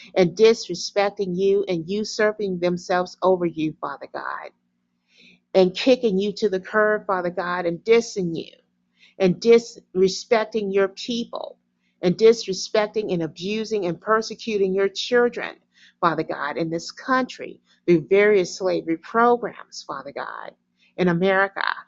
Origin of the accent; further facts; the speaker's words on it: United States; me as American